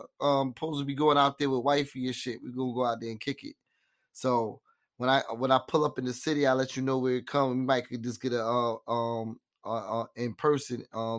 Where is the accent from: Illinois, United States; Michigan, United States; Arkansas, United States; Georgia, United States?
Georgia, United States; Atlanta; So growing up in Atlanta, you know what I'm saying? I know the music shit influences is crazy, you know what I mean? Just coming in the city, I'm always feeling it.